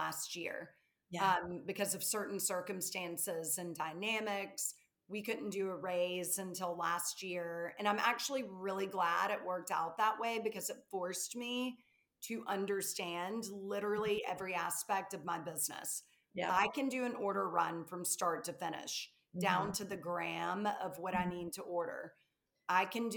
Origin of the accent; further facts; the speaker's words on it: the South, United States; accent: Southern; I'm from the South, if you can't tell from my accent